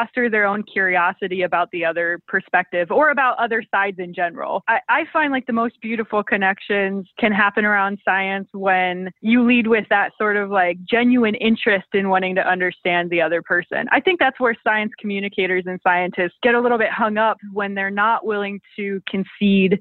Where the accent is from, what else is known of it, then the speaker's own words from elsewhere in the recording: Rapid City, South Dakota, United States; I'm from Rapid City, South Dakota